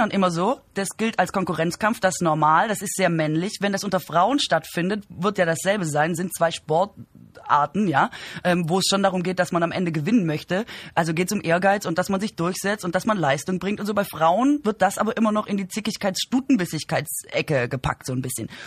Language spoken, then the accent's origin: German; Baden-Württemberg, Germany; Ja, ich komme aus Baden-Württemberg.